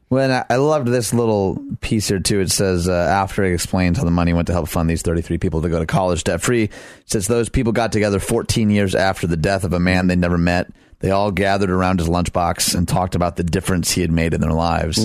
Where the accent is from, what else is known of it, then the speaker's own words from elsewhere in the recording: Detroit, Michigan, United States; I grew up in Detroit